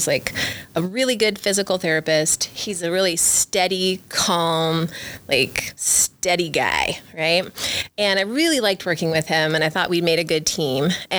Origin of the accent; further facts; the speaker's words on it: Wyoming, United States; also born or lived in San Diego, California; And so I consider myself a Wyoming girl also, because we spent every single summer coming back and spending it in Worland and tent sleep.